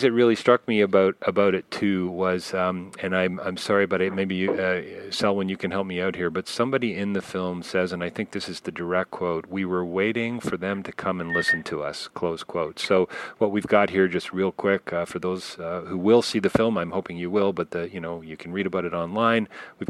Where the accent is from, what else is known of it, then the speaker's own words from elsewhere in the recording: Canada; I have to say, as a Canadian, just so you know, I'm going to be 50 next week.